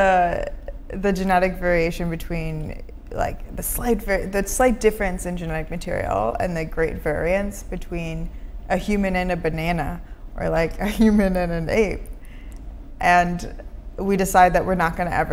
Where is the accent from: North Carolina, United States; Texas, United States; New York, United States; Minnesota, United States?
Minnesota, United States; now in San Francisco, United States; I grew up in Minnesota, but we often left our doors unlocked.